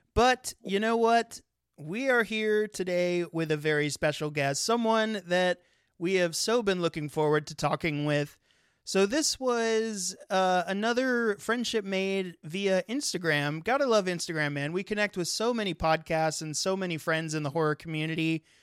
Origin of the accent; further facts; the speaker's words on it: California, United States; moved away; I'm actually originally from California